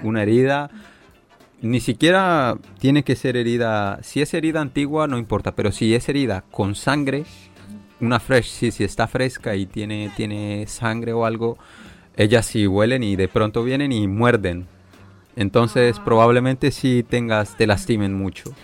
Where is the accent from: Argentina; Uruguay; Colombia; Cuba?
Colombia; Leticia, Amazonas; now in China; yo digo que soy de Leticia